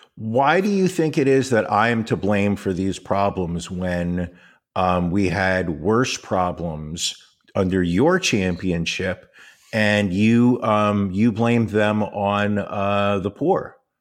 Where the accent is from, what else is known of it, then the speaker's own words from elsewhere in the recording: United States; I'm an American and I'm a proud American